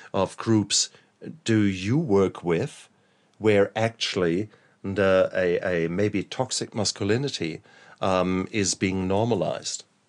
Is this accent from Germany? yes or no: yes; Germany; I was brought up in in Germany